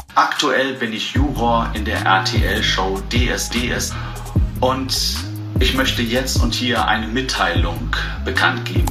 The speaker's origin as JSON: {"language": "German", "town": "Cologne", "region": "North Rhine-Westphalia", "country": "Germany", "said": "ich komme aus Köln"}